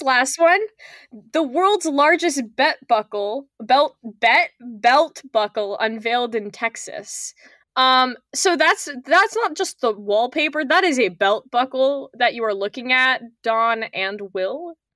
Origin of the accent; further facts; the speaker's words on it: Canada; I'm Canadian